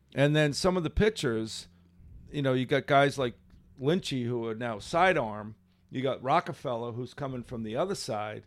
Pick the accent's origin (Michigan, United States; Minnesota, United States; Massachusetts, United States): Massachusetts, United States; Seekonk; I grew up in Seekonk.